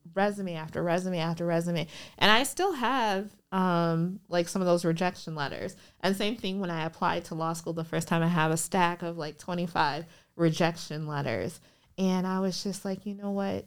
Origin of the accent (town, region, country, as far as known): Minnesota, United States; born or raised there; moved away as an adult; also born or lived in Liberia / Chicago